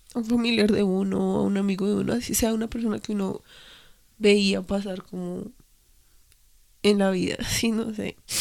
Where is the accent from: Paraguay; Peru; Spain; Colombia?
Colombia